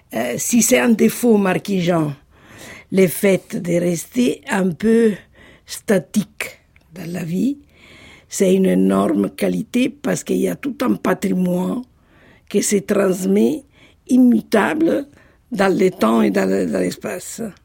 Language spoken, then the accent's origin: French; Sassoferrato, Marche, Italy; moved away; je suis née à Ancona, Sassoferrato